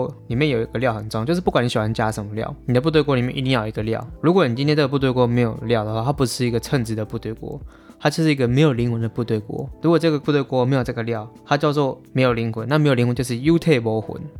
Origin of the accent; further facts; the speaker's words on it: Taiwan; 虽然我是台湾人，